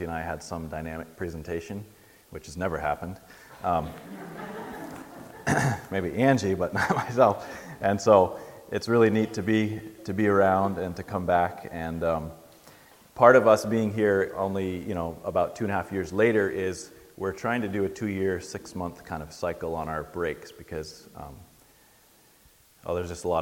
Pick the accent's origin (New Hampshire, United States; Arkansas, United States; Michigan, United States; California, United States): New Hampshire, United States; moved away as an adult; now in Dar es Salaam, Tanzania; I'm originally from New Hampshire